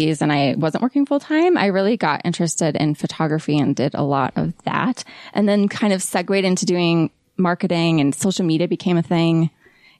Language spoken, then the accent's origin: English; Ohio, United States; moved away as an adult; now in Utah, United States; But we moved to Ohio when I was young, and that is where I grew up. So I grew up in the Midwest